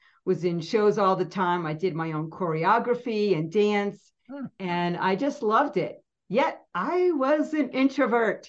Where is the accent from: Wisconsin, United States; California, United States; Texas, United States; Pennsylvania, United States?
Pennsylvania, United States; I grew up in Pennsylvania and we were 3.5 hours from New York City.